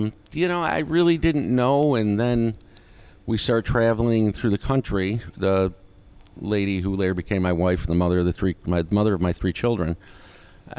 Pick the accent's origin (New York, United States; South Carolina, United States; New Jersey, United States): New York, United States; Rochester; also born or lived in Albany, New York / Irondequoit, New York / Brighton, New York / Pittsburgh; I was born in Albany. Then we moved back to Rochester.